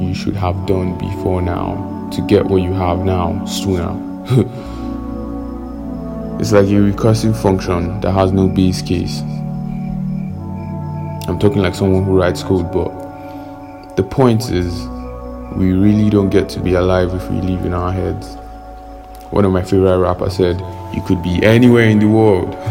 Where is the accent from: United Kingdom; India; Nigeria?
Nigeria